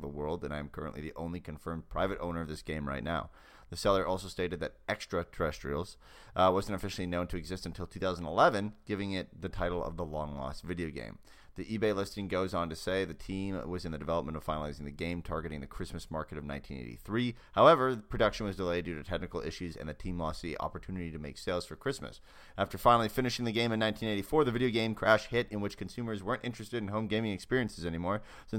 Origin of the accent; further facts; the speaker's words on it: Canada; Even though I'm Canadian.